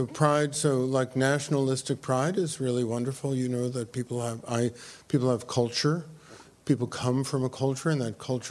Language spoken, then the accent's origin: English; New York City, New York, United States; I grew up on the Lower East Side